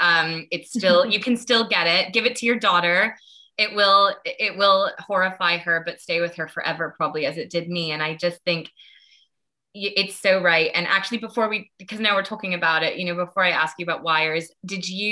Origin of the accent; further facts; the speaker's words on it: United States; I grew up in the States